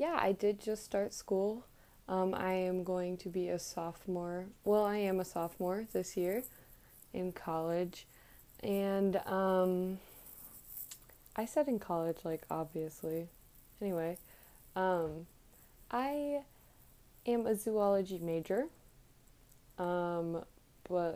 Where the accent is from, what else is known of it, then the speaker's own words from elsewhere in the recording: Virginia, United States; I grew up in Virginia.